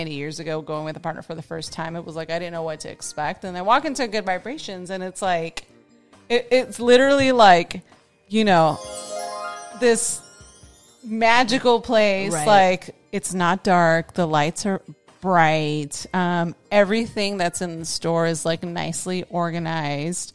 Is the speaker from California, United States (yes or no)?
yes; San Francisco, California, United States; My experience growing up in San Francisco is like you would go down to like Columbus Street